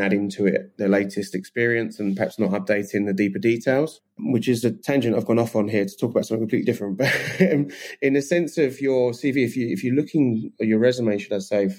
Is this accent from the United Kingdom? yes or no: yes; England, United Kingdom; I'm so English.